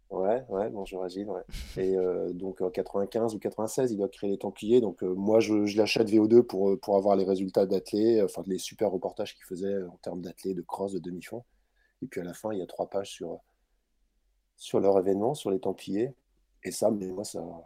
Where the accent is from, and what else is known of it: Brittany, France; born or raised there